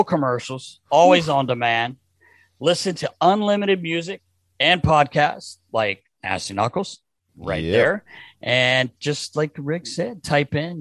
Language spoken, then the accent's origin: English; North Carolina, United States; That's my hometown